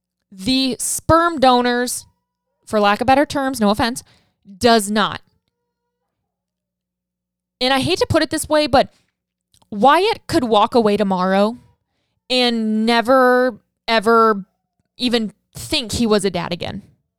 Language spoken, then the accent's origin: English; Saskatchewan, Canada; now in Ottawa, Canada; I'm originally from Saskatchewan, but was living in Ottawa, Ontario at the time in Canada.